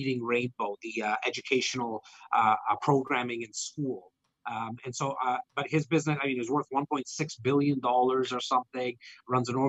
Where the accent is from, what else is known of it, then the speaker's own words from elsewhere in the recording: Toronto, Ontario, Canada; my hometown of Rexdale.